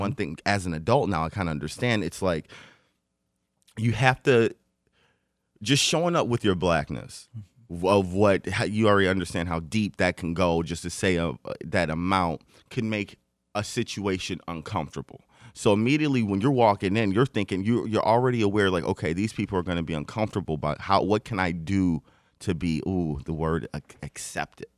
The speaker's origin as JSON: {"language": "English", "town": "Detroit", "region": "Michigan", "country": "United States", "tie": "born or raised there", "also_born_or_lived": "Westland, Michigan", "said": "I grew up in Detroit. I was in Detroit, uh, for, until I was in, um, middle school"}